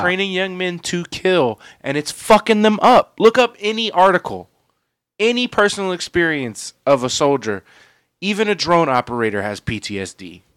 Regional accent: United States; we are American

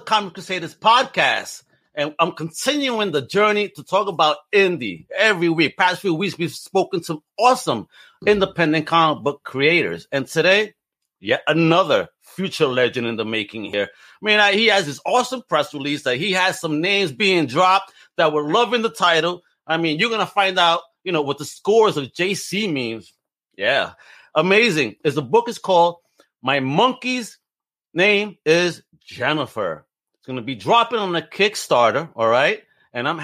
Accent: New York City, New York, United States; I grew up in Brooklyn

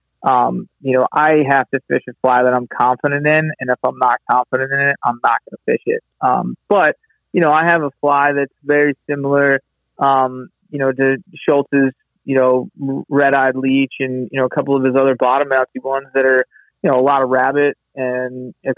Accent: Chesapeake Bay area, United States; growing up on the Chesapeake and being originally being kind of a saltwater guy

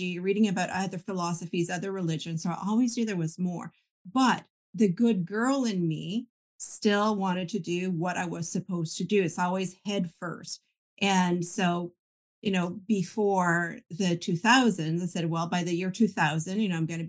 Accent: Canada; I grew up French Catholic, and that's a very tight-knit community because we're minorities, right? Most of Canada being English.

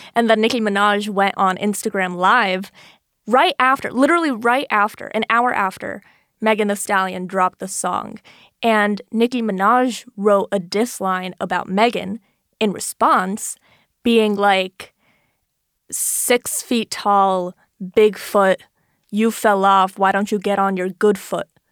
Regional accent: Florida, United States; moved away as an adult; I'm originally from Florida

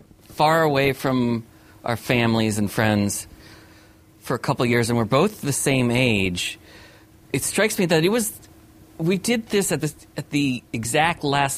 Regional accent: New England, United States; moved away as an adult; also born or lived in Idaho; although we grew up in New England, immediately after college, we both went far, far away.

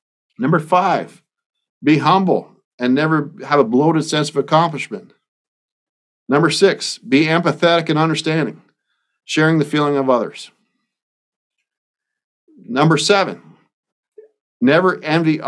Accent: Bobcaygeon, Ontario, Canada; now in Iowa, United States; I live 1,000 miles away from my hometown of Bob Cage in Ontario, Canada. I live in Iowa now

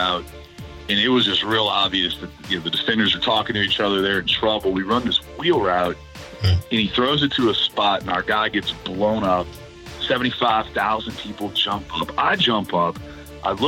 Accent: New Orleans, Louisiana, United States; moved away as an adult; I'm born and raised in New Orleans

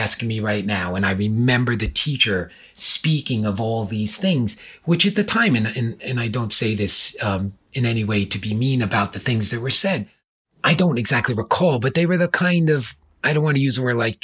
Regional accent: New York, United States; moved away; where I grew up in New York, and I'm sure everyone can hear from my accent

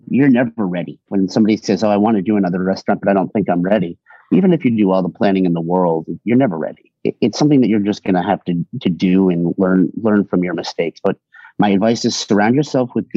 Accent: Hartford, Connecticut, United States; now in Boston, United States; I'm from a little bit west of Hartford, spent a lot of time growing up in the Hartford area

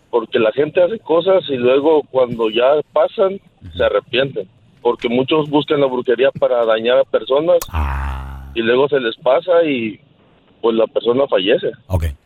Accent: Catemaco, Veracruz, Mexico; yo soy del área de Veracruz, del área de Catamaco.

